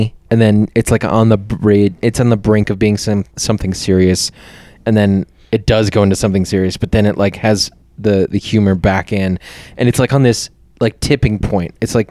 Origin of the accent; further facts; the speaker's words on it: Brooklyn, New York, United States; born there; I was born in Brooklyn.